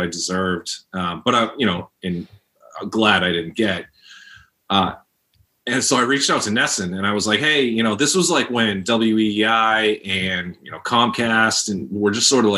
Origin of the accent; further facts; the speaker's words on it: Lowell, Massachusetts, United States; I grew up in Lowell.